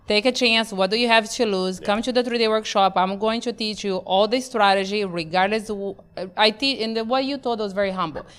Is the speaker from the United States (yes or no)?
no; Brazil; moved away; born and raised in Brazil, not just Brazil, because they're like, wow, Brazil, yes. My Brazil was in the Amazon